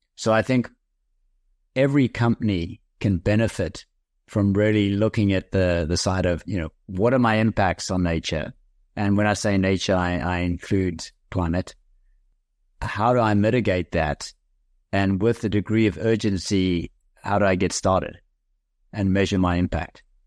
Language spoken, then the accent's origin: English; South Africa; I am South African by birth. I did a couple of business degrees at the University of Cape Town